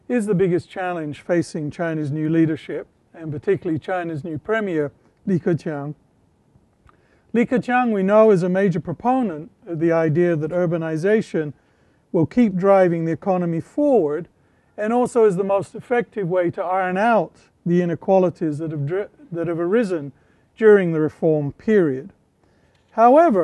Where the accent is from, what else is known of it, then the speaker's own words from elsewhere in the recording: United Kingdom; moved away; where I grew up in Britain